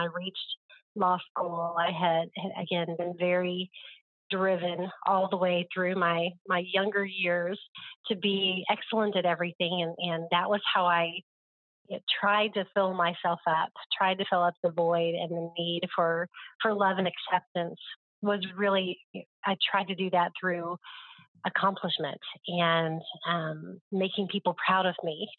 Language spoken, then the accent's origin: English; Oklahoma, United States; growing up in Oklahoma, it's the Bible Belt. And so I feel like I grew up around everybody saying they were a Christian.